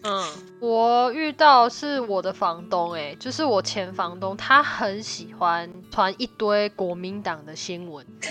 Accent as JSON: {"language": "Chinese", "country": "Taiwan", "moved": "yes", "lives_now": "Canada", "said": "因为我们也是，目前也是台湾人嘛，那我们就是身为我为台湾人，就是没有办法避免去遇到这个话题"}